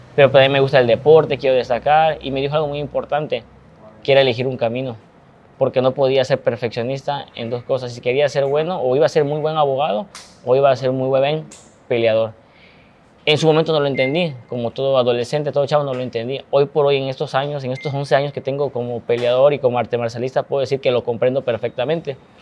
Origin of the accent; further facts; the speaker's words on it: Ciudad del Carmen, Campeche, Mexico; hoy yo ya no me encuentro tanto en mi tierra, en Ciudad del Carmen